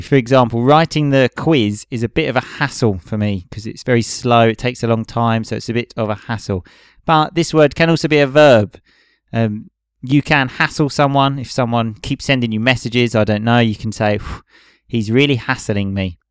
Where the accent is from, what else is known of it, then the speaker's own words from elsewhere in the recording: United Kingdom; now in Italy; we come from Britain